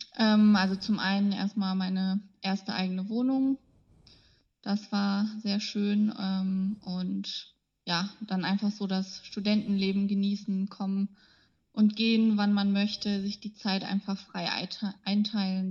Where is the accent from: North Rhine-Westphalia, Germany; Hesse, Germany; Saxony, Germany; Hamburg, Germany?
North Rhine-Westphalia, Germany; Radevormwald; moved away as an adult; also born or lived in Ulm; now in Osnabrück, Germany; ich komme aus dem Bergischen Land, also aus der Nähe von Wuppertal, aus Rade vorm Wald. Da bin ich aufgewachsen